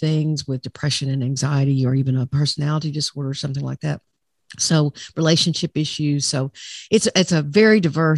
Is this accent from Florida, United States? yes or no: no; Arkansas, United States; I'm from Arkansas